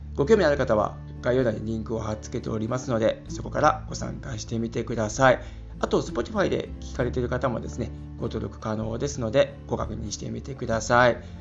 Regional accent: Japan; moved away as an adult; now in Germany; 日本で生まれ育った僕

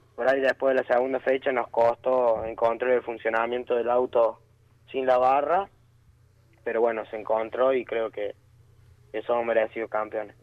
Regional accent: Colazo, Córdoba, Argentina; los dos somos de Colazo, Córdoba

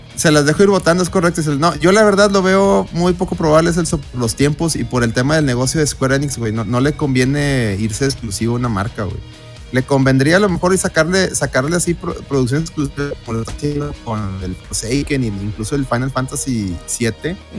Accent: Mexico; como mexicanos

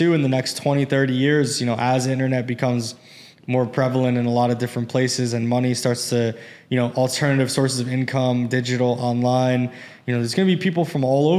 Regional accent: United States; I'm obviously from America. I'm blessed to be born here and raised here and everything. And my parents are second generation.

